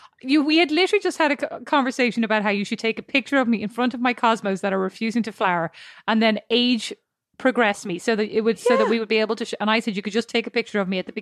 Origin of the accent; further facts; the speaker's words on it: Ireland; moved away; where are you from? And I go, Ireland. And they go, I knew there was an accent there.